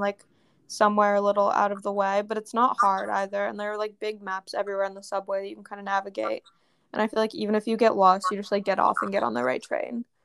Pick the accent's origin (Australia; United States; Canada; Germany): United States; New York; moved away; I'm from New York